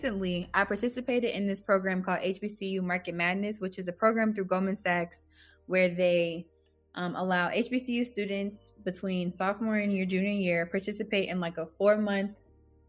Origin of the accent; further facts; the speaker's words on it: Georgia, United States; also born or lived in New Orleans, Louisiana; I grew up in Georgia